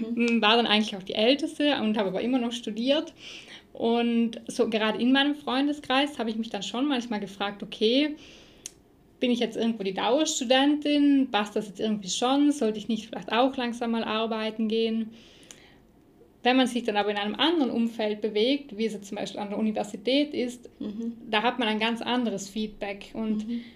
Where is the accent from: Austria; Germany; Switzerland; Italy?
Italy; South Tyrol, Trentino-Alto Adige; hier bei uns in Südtirol